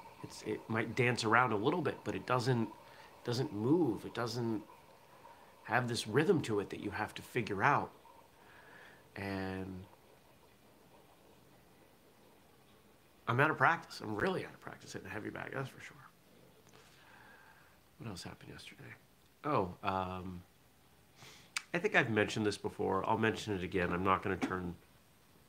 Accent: southern Maine, United States; I grew up in southern Maine, and most of the people I was around did not talk with a Maine accent

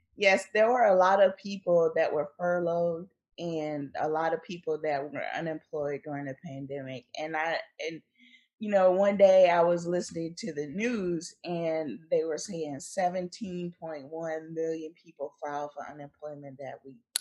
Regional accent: Wilmington, North Carolina, United States; I was born in Wilmington, North Carolina, on the coast

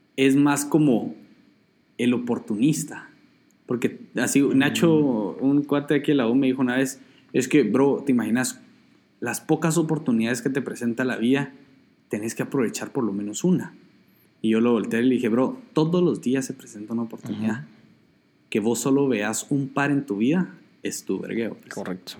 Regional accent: Guatemala; soy Chapín y ahí usamos el sistema métrico

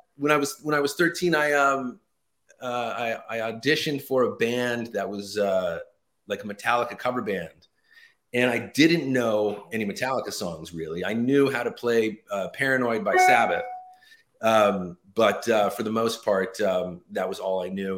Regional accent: Los Angeles, California, United States; moved away as an adult; now in New Jersey, United States; born and raised in Los Angeles

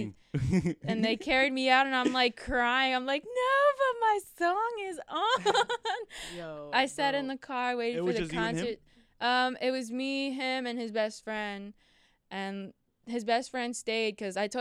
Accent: Houston, Texas, United States; moved away as an adult; also born or lived in Secaucus, New Jersey; now in upstate New York, United States; when I was about 3 or 4 years old, I moved to Houston, Texas

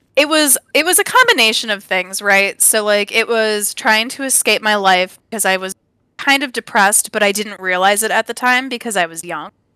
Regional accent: Evergreen Park, Illinois, United States; also born or lived in California; now in Upper Peninsula of Michigan, United States; I'm really from Chicago, I was born in Evergreen Park

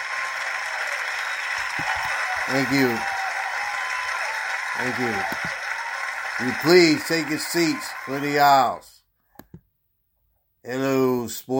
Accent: Baltimore, Maryland, United States; I love Baltimore too. Believe me, I love my hometown

